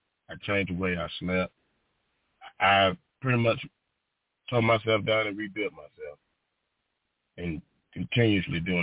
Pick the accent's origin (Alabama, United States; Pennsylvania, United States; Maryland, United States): Alabama, United States; born or raised there